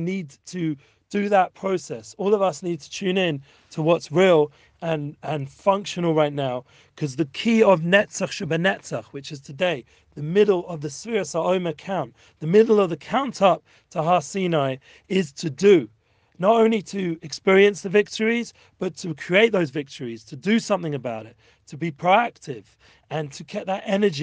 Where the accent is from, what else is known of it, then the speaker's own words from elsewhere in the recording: England, United Kingdom; moved away; I'm from England originally, and I'm a Jew